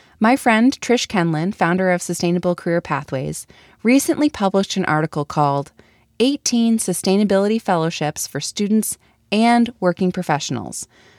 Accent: Milwaukee, Wisconsin, United States; I'm from Milwaukee

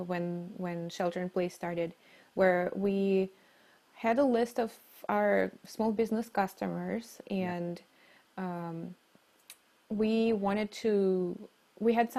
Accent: Novosibirsk, Novosibirsk Oblast, Russia; moved away; I grew up in the middle of Russia, which technically is Siberia. In the town called Novosibirsk

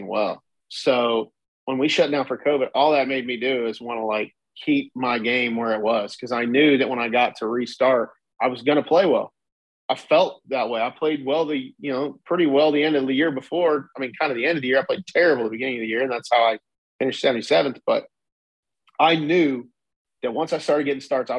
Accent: Marion, Indiana, United States; I grew up the Marion Elks

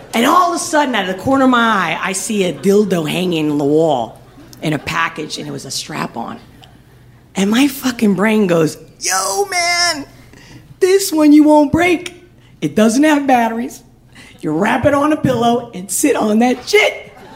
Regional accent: Spain; I'm from Spain

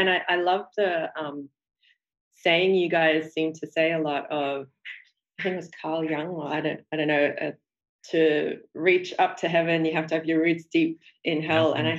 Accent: Sydney, New South Wales, Australia; I grew up in Sydney, Australia. Mm-hmm. I was first generation Australian. So my parents were immigrants to Australia. My father came from Burma and my mother came from India.

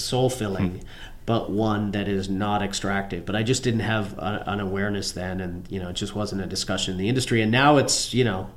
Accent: Newfoundland and Labrador, Canada; My parents were American, but I was born and raised in Newfoundland, Canada, a little fishing outport

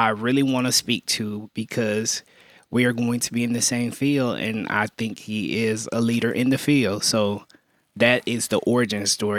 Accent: Birmingham, Alabama, United States; So I, my first summer, I summered at Bradley Arendt in Birmingham, Alabama. I'm originally from Birmingham.

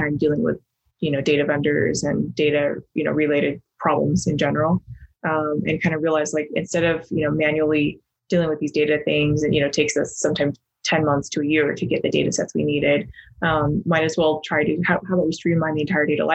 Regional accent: Logan, Utah, United States; also born or lived in China; I grew up in Northern Utah, in Logan

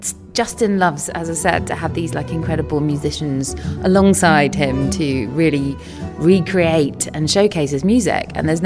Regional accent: England, United Kingdom; I am actually English. I'm very sorry about that.

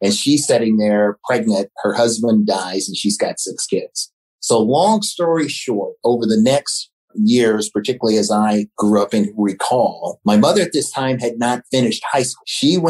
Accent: Florence, Alabama, United States; also born or lived in Center Star, Alabama; So I'm from Florence, Alabama. That's a place in Northwest Alabama.

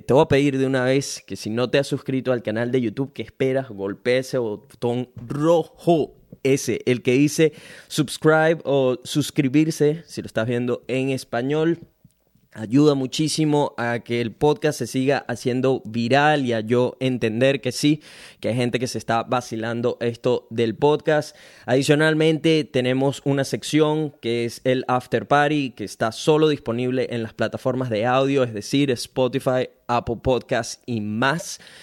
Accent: Venezuela; now in Brisbane, Australia; soy un venezolano latino que vive en Brisbane, Australia

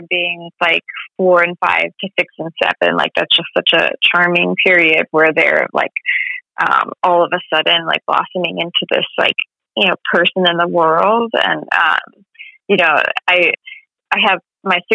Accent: Austin, Texas, United States; I grew up in Austin

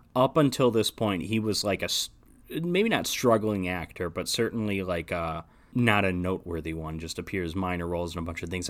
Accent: United States; as an American

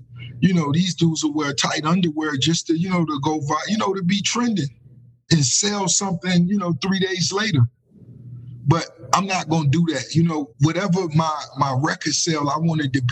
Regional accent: Miami, Florida, United States; growing up in Miami

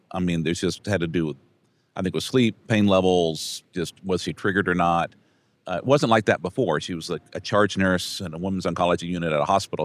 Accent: Brownsville, Texas, United States; I'm from Brownsville

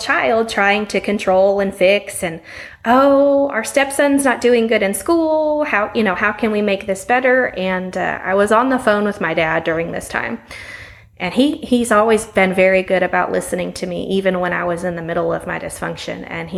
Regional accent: Las Vegas, Nevada, United States; moved away as an adult; now in Stephenville, Texas, United States; I was in Las Vegas. I was raised in Las Vegas, Nevada.

